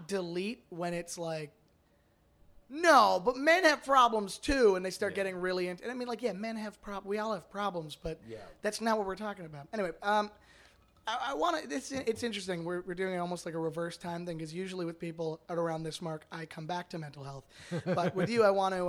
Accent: Toronto, Ontario, Canada; As we're both from Toronto

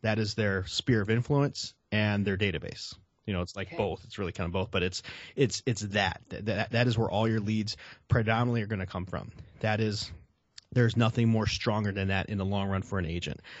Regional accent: Chicago, Illinois, United States; I'm a Southsider from Chicago

